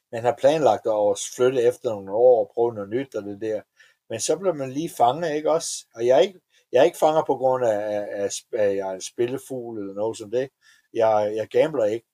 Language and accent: Danish; Denmark; moved away as an adult; also born or lived in Atlanta, United States / Florida, United States; now in Las Vegas, United States; Danmark er mit hjem, og jeg er ja. stadigvæk dansk statsborger